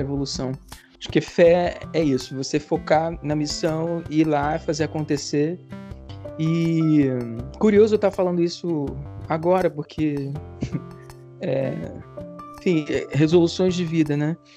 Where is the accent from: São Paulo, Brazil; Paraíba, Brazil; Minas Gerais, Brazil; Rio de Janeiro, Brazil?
Rio de Janeiro, Brazil; eu sou tipicamente carioca. Eu, a minha família na, é, é, da Ilha do Governador, então nasci na, na ilha é, hum. e, e, e cresci aqui